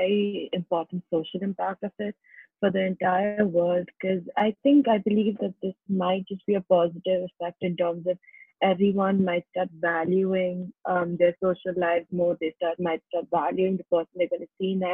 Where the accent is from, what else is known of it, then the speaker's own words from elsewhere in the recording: India; I'm from India